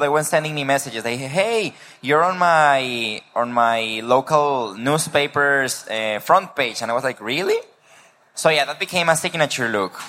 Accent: Mexico; English is a second language; I am from Mexico

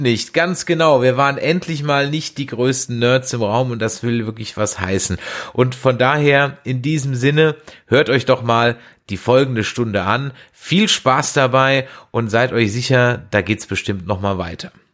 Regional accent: south of the Weißwurstäquator, Southern Germany, Germany; ich bin ja eher so südlich des Weißwurst Ecuadors wo, groß geworden

